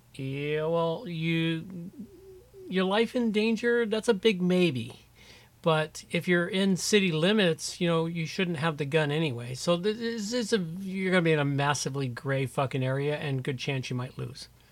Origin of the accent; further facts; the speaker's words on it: United States; being an American